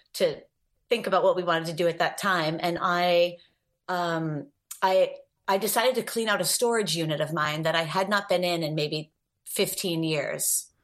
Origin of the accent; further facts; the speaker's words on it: New Jersey, United States; as a teenager growing up in New Jersey